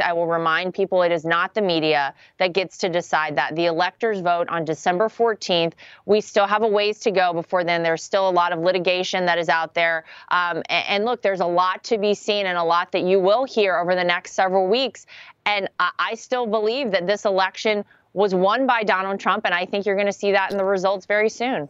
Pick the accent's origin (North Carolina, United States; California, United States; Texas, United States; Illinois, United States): North Carolina, United States; moved away; home state is North Carolina. My family still lives there. I still consider it home.